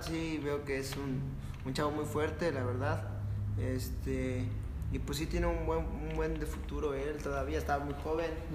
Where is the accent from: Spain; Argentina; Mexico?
Mexico; somos mexicanos